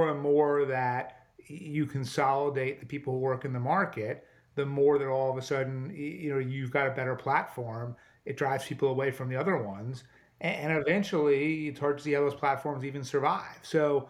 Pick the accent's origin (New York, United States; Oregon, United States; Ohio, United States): New York, United States; I think as a New Yorker, I'm going to claim that one.